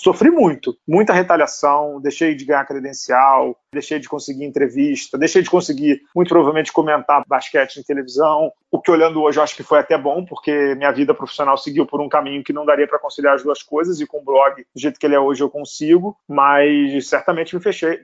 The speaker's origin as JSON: {"language": "Portuguese", "region": "Rio de Janeiro", "country": "Brazil", "said": "Eu sou carioca, tijucano"}